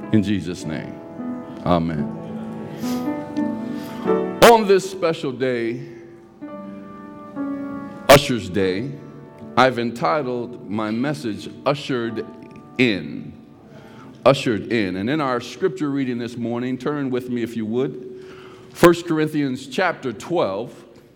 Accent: California, United States; And he and I grew up together in California.

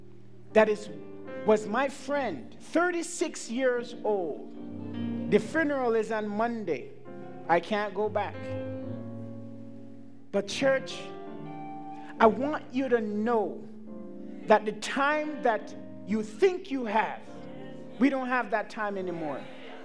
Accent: Montreal, Quebec, Canada; I'm here from Montreal, Canada, and it's not for a joke.

